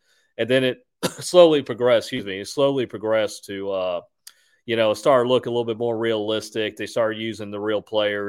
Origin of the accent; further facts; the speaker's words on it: Houston, Texas, United States; because I'm from Houston. I'm a big Texas fan. It's my home team.